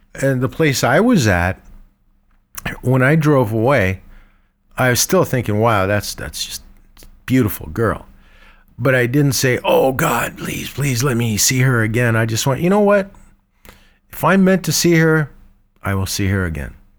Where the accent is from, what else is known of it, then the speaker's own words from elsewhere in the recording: Egypt; moved away; I was born in Egypt, uh, with an Armenian name like